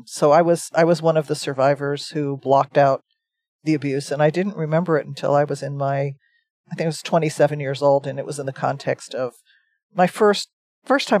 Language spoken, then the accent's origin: English; New Jersey, United States; I grew up in New Jersey on the East Coast.